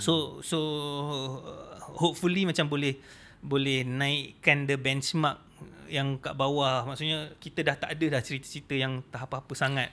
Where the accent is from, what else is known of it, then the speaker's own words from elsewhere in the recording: Kuala Lumpur, Malaysia; I memang budak KL.